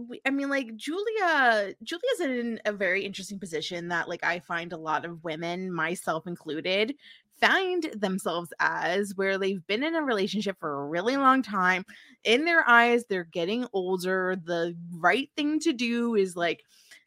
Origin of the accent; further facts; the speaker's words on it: New Jersey, United States; moved away as an adult; now in Missouri, United States; I was from New Jersey